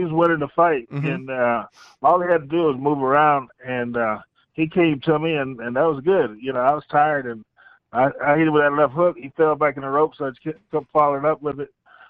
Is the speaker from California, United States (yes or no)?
no; Fayetteville, North Carolina, United States; my hometown, Fayetteville, North Carolina.